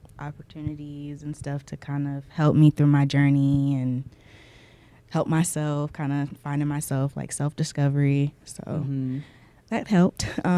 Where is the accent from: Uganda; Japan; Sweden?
Japan; now in United States; Because growing up in Japan, I was kind of free to actually be myself.